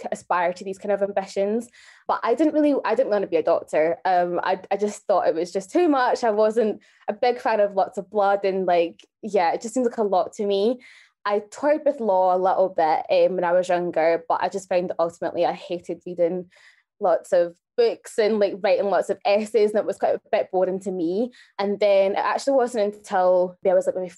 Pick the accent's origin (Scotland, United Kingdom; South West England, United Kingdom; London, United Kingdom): Scotland, United Kingdom; Glasgow; moved away as an adult; also born or lived in Kenya; now in Newcastle, United Kingdom; I was born in Kenya and raised in Glasgow. I'm now in Newcastle studying microbiology